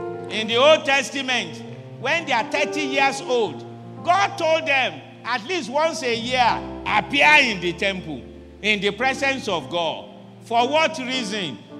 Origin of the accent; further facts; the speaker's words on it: Ibadan, Oyo, Nigeria; English is a second language; Sometimes I speak Yoruba and they will discover that I'm from Ibadan